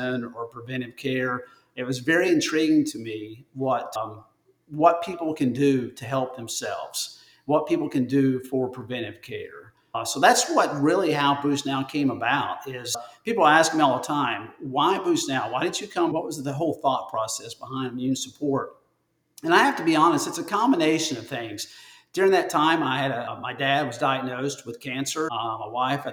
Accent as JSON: {"language": "English", "region": "Northeast Tennessee", "country": "United States", "tie": "born or raised there", "also_born_or_lived": "Alabama", "moved": "yes", "lives_now": "Birmingham, United States", "said": "I'm originally from Northeast Tennessee, born and raised there"}